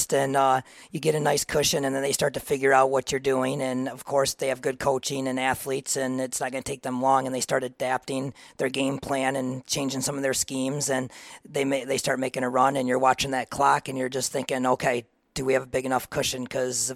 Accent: Reed City, Michigan, United States; I am from Reed City. I grew up there my whole life

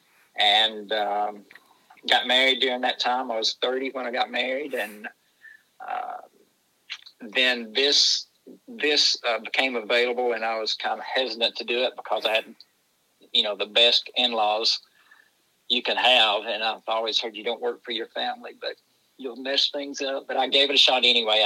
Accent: Silver City community, Forsyth County, Georgia, United States; I live in Forsyth County, Cumming, Georgia. I actually live in a group in the north end of the county, Silver City community, born and raised there

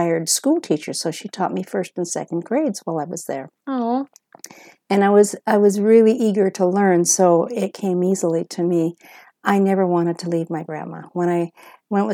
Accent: Spokane, Washington, United States; now in Clarkston, United States; I was born and raised in Spokane, Washington. I am from Clarkston, Washington at this time

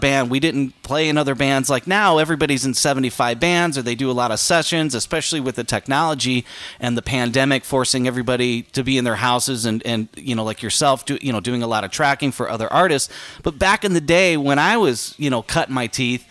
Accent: Chicago, Illinois, United States; moved away as an adult; I came from the Midwest. Chicago

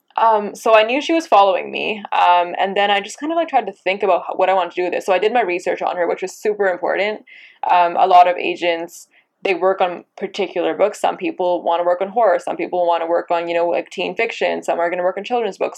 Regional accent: Abbotsford, British Columbia, Canada; I grew up in Abbotsford, BC. Um, you know, I was I was born and raised there

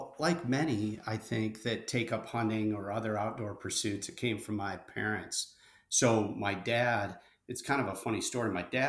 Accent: Bad Axe, Michigan, United States; So my hometown, as I think you know, is Bad Axe, Michigan.

